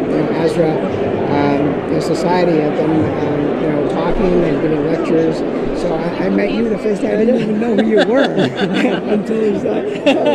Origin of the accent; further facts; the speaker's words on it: New Jersey, United States; I'm from New Jersey.